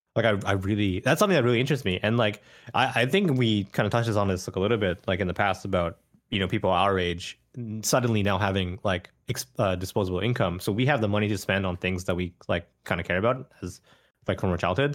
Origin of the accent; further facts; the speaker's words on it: Canada; I grew up in Canada and I didn't speak Japanese as a kid